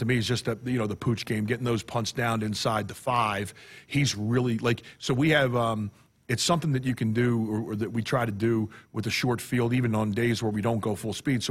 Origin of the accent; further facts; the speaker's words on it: New Jersey, United States; now in Nebraska, United States; We're both from New Jersey